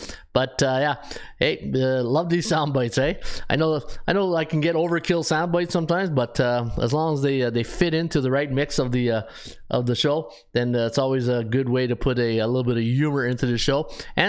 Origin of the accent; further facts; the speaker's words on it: New York, United States; Elliot, as a New Yorker, I'm fat and sassy right now.